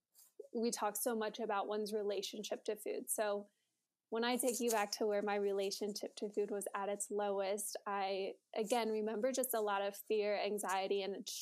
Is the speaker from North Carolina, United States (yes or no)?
no; Springboro, Ohio, United States; I grew up in Springboro, Ohio, which is in between Dayton and Cincinnati, for those of you who don't know. So always grew up and have lived in the Midwest